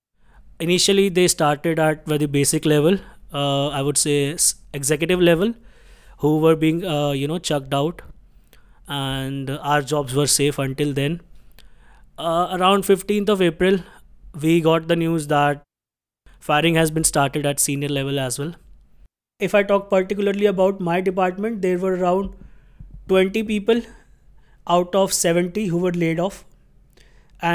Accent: Delhi, India; English is a second language; I belong to Haryana, but I have been born and brought up in Delhi itself. My office is in Gurgaon.

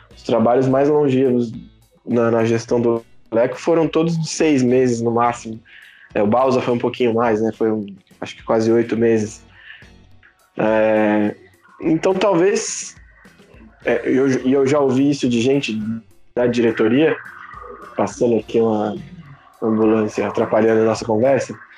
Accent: São Paulo, Brazil; tenho 26 anos, sou paulistano.

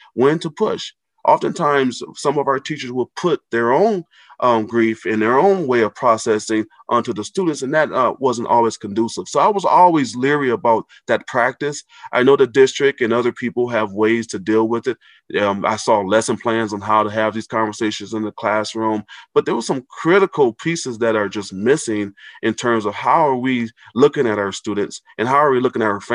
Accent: Racine, Wisconsin, United States; now in Minneapolis, United States; I grew up in Racine, Wisconsin

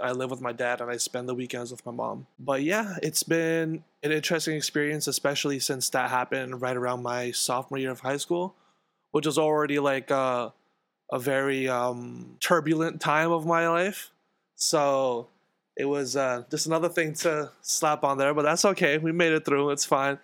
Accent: New York City, New York, United States; I grew up in Queens, in Jackson Heights, in this house right here

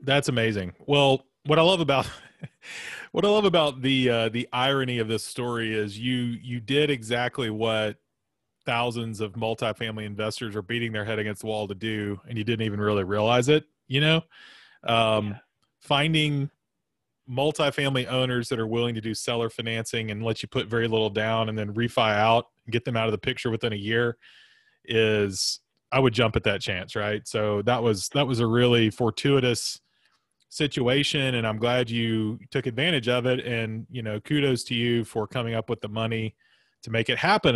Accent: Florence, Alabama, United States; I grew up in Florence, Alabama as well

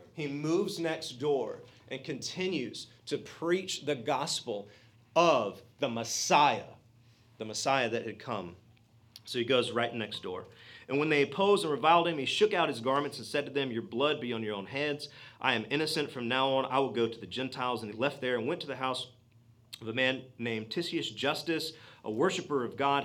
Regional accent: Georgia, United States; I'm a redneck from Georgia

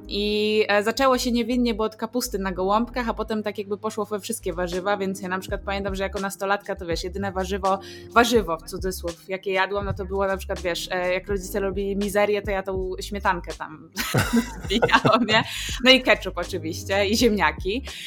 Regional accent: Hrubieszów, Lublin Voivodeship, Poland; pochodzimy z Churbieszowa

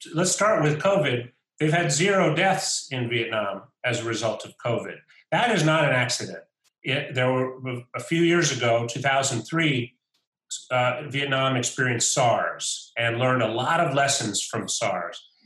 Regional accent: United States; I'm an American, and I represent the U.S. government

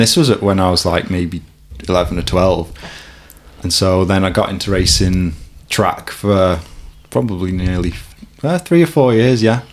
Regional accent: Warrington, North West England, United Kingdom; I grew up in Warrington. I've lived in a few spots in Warrington, but I'm still there.

